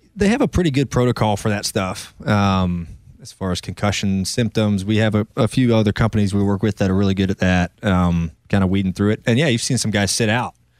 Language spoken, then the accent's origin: English; North Carolina, United States; also born or lived in Ohio; I grew up in North Carolina, but I'm from Ohio